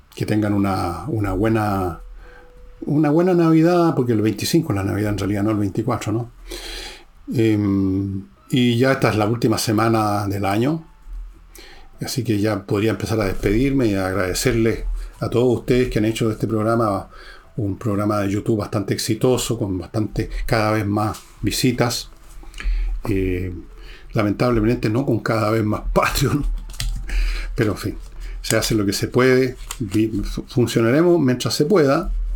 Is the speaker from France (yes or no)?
no; Chile